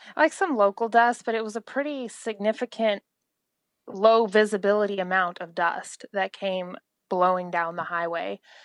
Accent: Oklahoma, United States; from Oklahoma

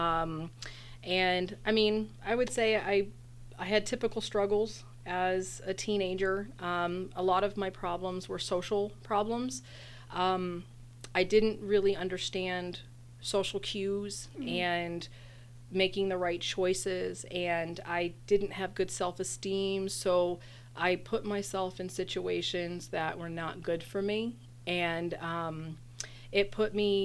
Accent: Texas, United States; also born or lived in Corpus Christi, Texas; now in Phoenix, United States; I'm originally from Texas

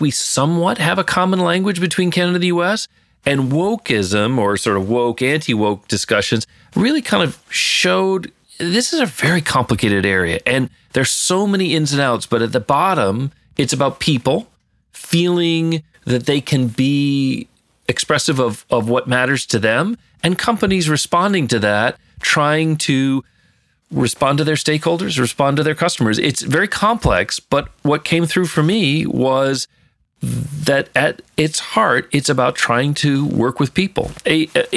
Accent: Detroit, Michigan, United States; growing up in Detroit

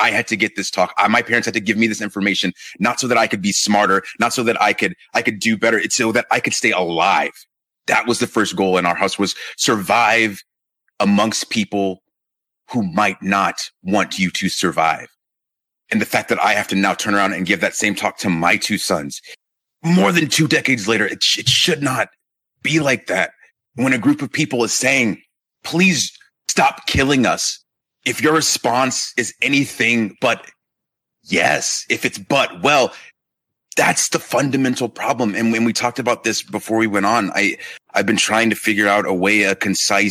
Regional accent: Marietta, Georgia, United States; also born or lived in Inglewood, California; I grew up in Georgia in Marietta, spent the first couple of years in California in Inglewood. And then when I was about 7 years old, we moved to Georgia and was there for the majority of my life

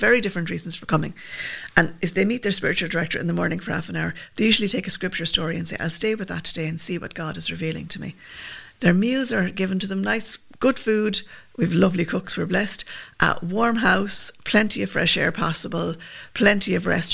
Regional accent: Limerick, Munster, Ireland; also born or lived in Milltown Malbay; I'm from Limerick, but my dad's from Milltown

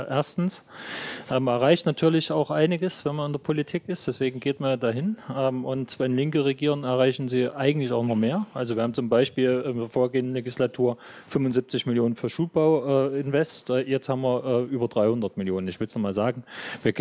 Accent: Jena, Thuringia, Germany; Ich weiß nicht, wie das in anderen Bundesländern ist, aber bei uns in Thüringen ist es unerträglich.

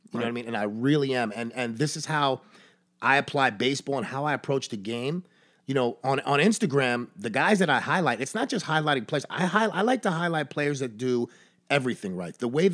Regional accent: Brooklyn, New York, United States; I was born in Coney Island in Brooklyn, New York, in 1977.

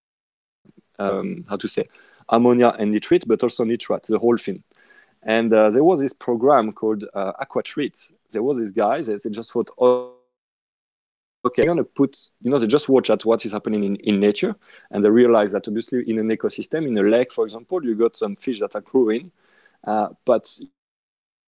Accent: west side of France, western France, France; accent: French; English is a second language; now in Australia; where I come from, I mean, in France, on the west side of France, because yes, I'm French. I live in Australia, but obviously you can tell with my accent

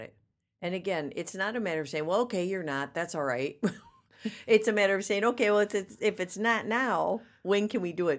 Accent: Racine, Wisconsin, United States; I was born and raised in Racine, Wisconsin.

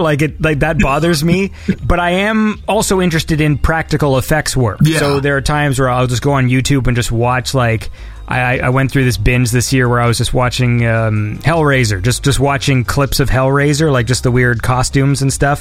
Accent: Canada; I'm Canadian

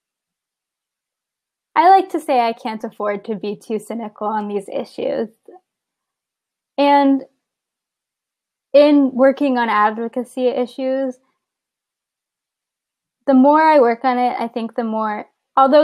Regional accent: San Antonio, Texas, United States; now in Baltimore, United States

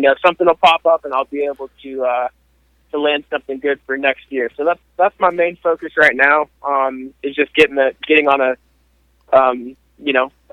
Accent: Portland, Oregon, United States; now in Texas, United States; I grew up in Portland, Oregon

